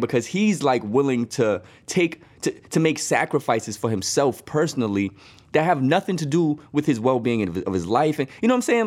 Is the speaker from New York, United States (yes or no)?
no; Boston, Massachusetts, United States; growing up in Boston